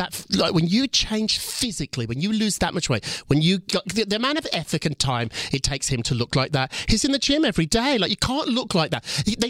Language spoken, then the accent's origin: English; Birmingham, West Midlands, United Kingdom; I grew up in Birmingham, kind of a rough city in England. I say it's Chicago, but it's more like Detroit.